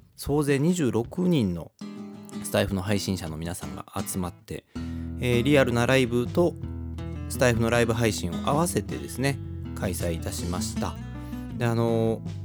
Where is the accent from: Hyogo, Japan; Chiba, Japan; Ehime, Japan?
Hyogo, Japan; Kobe; 神戸っ子